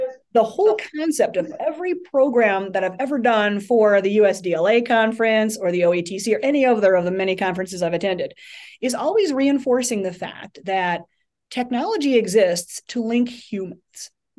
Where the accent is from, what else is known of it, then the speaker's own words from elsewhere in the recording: Roaming Shores, Ohio, United States; I grew up out in Northeastern Ohio, and it was a tiny little community called Roaming Shores